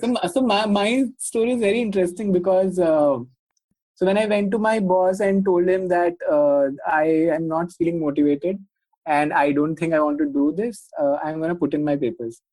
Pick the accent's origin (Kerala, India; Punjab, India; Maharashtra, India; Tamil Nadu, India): Punjab, India; moved away; I am from Punjab